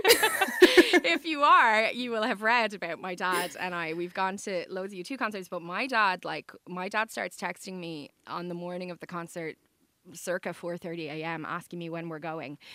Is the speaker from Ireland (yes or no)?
yes; Dublin, Leinster, Ireland; I am from the South Side, but I live in the North Side.